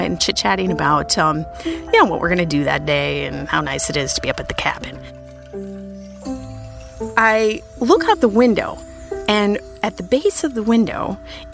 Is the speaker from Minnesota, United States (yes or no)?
yes; Minnesota, United States; I grew up in Minnesota